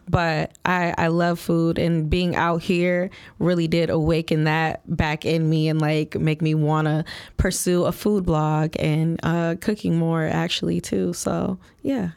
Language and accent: English; Flint, Michigan, United States; moved away as an adult; now in Chicago, United States; I'm born and raised from Flint, Michigan